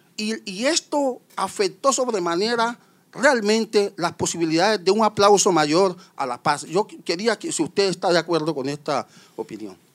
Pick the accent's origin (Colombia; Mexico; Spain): Colombia; los compatriotas colombianos